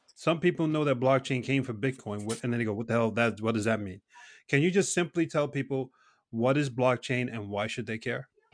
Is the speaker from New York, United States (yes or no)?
yes; New York City, New York, United States; I was brought up in New York City